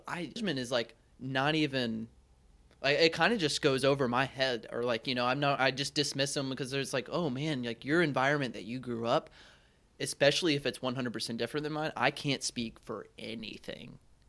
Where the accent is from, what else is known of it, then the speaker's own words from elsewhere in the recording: the South, United States; so I was raised in the South, and my parents and my whole family and like I think just society in the South does this thing where they beat around the bush